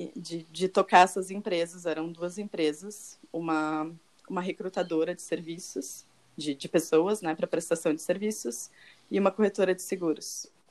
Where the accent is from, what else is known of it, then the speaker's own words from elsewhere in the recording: Porto Alegre, Rio Grande do Sul, Brazil; moved away as an adult; now in Tuscany, Italy; eu sou uma gaúcha de Porto Alegre, que tem 29 anos